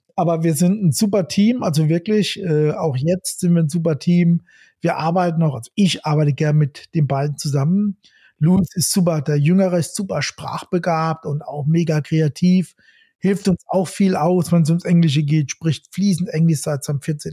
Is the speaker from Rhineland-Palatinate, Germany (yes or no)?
yes; Rhineland-Palatinate, Germany; Ich bin auch ein Pfälzer